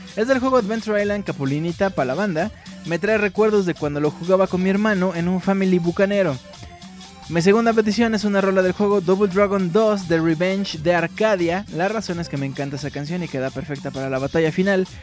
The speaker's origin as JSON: {"language": "Spanish", "country": "Mexico", "said": "soy mexicano"}